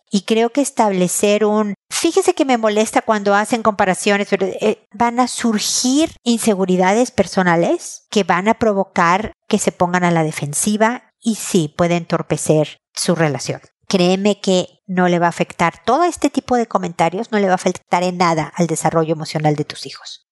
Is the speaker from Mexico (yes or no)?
yes; Mexico; moved away as an adult; also born or lived in United States; viviendo en México todavía, este de donde soy yo